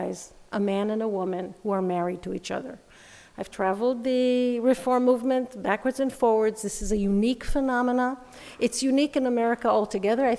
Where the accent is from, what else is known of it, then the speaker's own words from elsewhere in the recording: Jerusalem, Jerusalem District, Israel; moved away as an adult; also born or lived in United States; I'm an Israeli. I was born in Jerusalem.